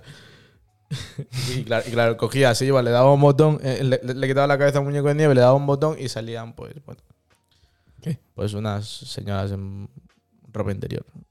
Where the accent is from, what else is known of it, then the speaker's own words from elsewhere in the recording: Madrid, Community of Madrid, Spain; moved away; yo cuando era pequeño vivía en Madrid